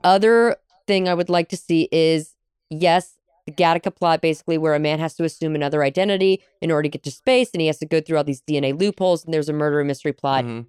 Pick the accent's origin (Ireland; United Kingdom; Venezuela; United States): United States; as an American living in the 21st century